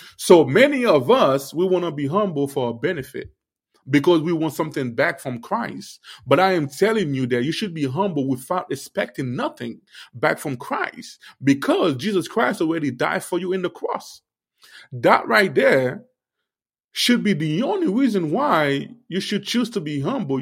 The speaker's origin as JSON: {"language": "English", "country": "Haiti", "said": "I'm a Haitian. I will keep talking about, you know, my Haitian people"}